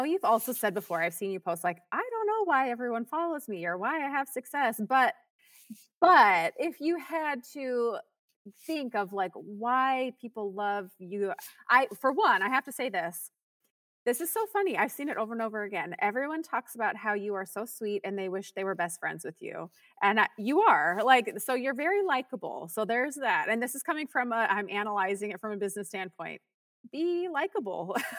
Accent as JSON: {"language": "English", "region": "Minnesota", "country": "United States", "said": "I'm from Minnesota. It's a great place."}